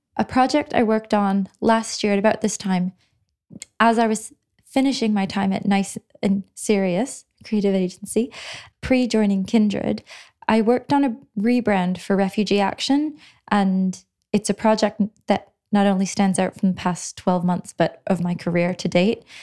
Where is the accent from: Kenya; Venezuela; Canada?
Canada; moved away as an adult; now in London, United Kingdom; So, I grew up in Canada and I did my undergraduate degree in Canada in geography. And then I came to London about 11 years ago